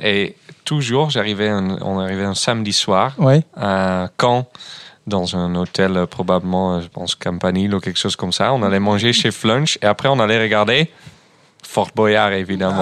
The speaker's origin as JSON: {"language": "French", "region": "Groningen", "country": "Netherlands", "second_language": "French", "moved": "yes", "lives_now": "France", "said": "chez moi, à Groningen, d'où je viens, euh, pour ceux qui n'ont jamais entendu, moi je viens du nord des Pays-Bas"}